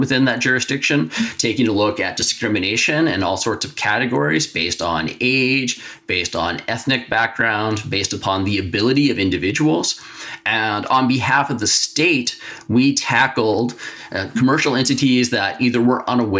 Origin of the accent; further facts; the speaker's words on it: United States; moved away as an adult; now in Canada; my home country, the United States